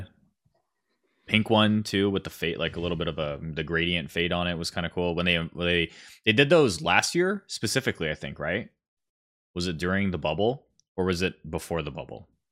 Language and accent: English; Columbus, Ohio, United States; I'm from Columbus.